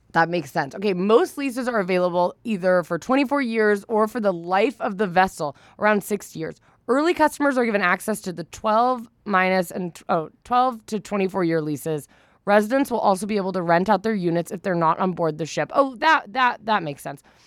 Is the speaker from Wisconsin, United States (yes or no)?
no; Northern California, United States; I'm from Northern California.